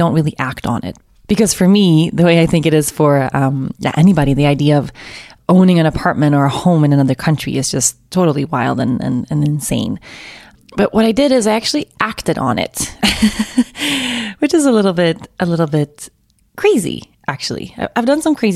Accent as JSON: {"language": "English", "country": "Sweden", "tie": "born or raised there", "moved": "as an adult", "said": "I'm Swedish. I was born and raised in Sweden. I haven't lived in Sweden, though, for almost an entire decade"}